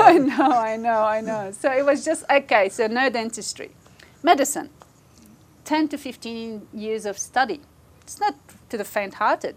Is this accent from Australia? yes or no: yes; Australia; we've never had any other passport except an Australian passport. So we are Australian first and foremost